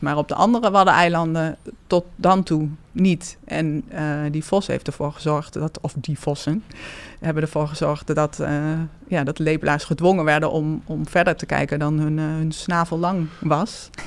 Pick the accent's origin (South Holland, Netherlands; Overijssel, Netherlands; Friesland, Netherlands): Overijssel, Netherlands; Hengelo; Ik ben geboren en getogen in Hengelo, in het oosten van het land.